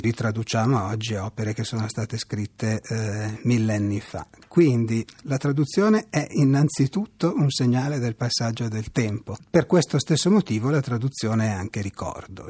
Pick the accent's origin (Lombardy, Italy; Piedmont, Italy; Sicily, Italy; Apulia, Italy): Lombardy, Italy; Pavia; il dialetto lombardo, io sono di Pavia, il, il dialetto pavese anzi